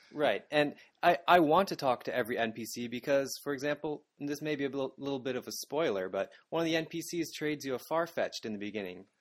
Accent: Canada; moved away as an adult; now in Japan; I'm from Canada, that is just north of America

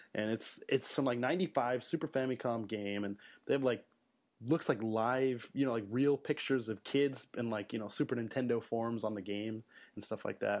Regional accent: Illinois, United States; moved away as an adult; now in Japan; I'm from Illinois, so I got to see a lot of, you know, Cub games, Cardinal games

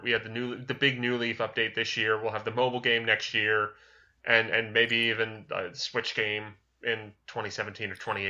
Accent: the South, United States; accent: Southern; my disapproving Southern accent.

